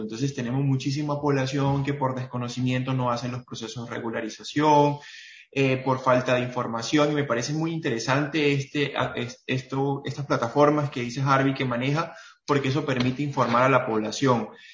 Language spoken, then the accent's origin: Spanish; Venezuela; now in Cúcuta, Colombia; soy venezolano colombiano. Vivo actualmente en la ciudad de Cúcuta